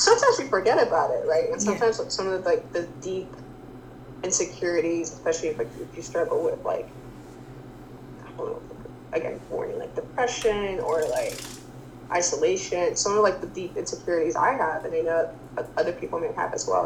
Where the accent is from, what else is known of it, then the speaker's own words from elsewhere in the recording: United States; growing up in the States, growing up in a westernized country